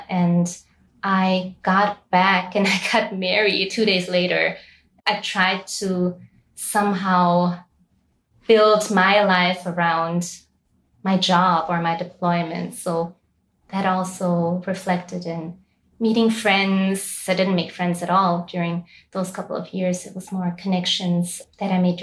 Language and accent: English; Austria; moved away as an adult; now in Lebanon; I was born and raised in Austria, but my parents are originally from Bangladesh